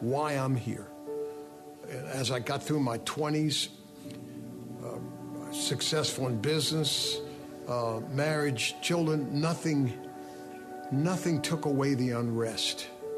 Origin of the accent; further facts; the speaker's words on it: White Plains, New York, United States; also born or lived in Brooklyn, New York; We then moved to White Plains, New York